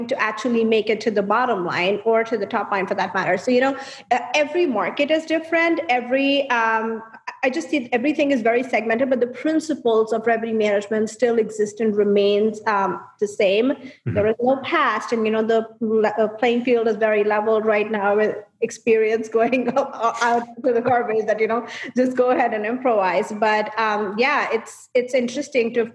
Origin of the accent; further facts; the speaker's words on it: India; moved away as an adult; now in United States; I was born and raised in India, and then I moved here 8 years